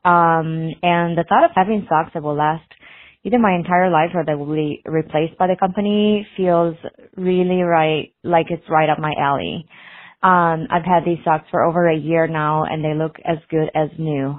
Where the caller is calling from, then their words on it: Saint Paul, Minnesota, United States; I'm calling from Saint Paul, Minnesota.